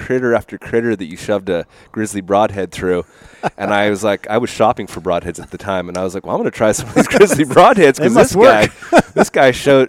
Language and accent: English; Oregon, United States; I'm from Oregon.